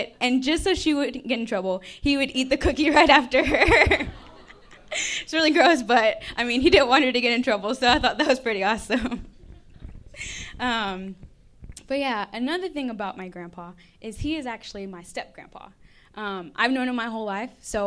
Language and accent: English; Texas, United States; moved away as an adult; I'm actually from Texas.